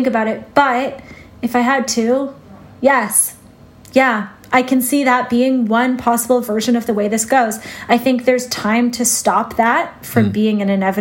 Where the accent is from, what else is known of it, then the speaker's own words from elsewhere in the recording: Canada; as a Canadian